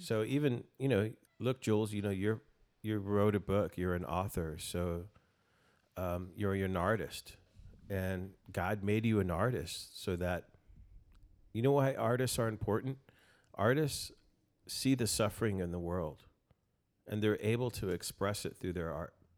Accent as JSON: {"language": "English", "town": "El Paso", "region": "Texas", "country": "United States", "tie": "born or raised there", "moved": "yes", "lives_now": "Austin, United States", "said": "I'm from El Paso originally, and, um, born and raised there"}